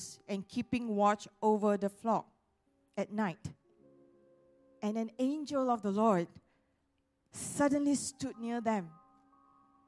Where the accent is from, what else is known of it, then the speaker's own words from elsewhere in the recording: Malaysia; we are all Malaysian